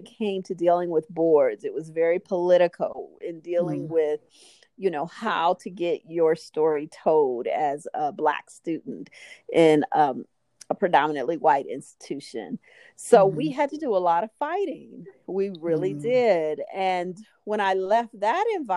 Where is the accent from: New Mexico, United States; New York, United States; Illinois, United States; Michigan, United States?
Illinois, United States; Chicago; also born or lived in New Orleans, Louisiana; now in Santa Clarita, United States; I'm from Chicago originally, mm. from the south side of Chicago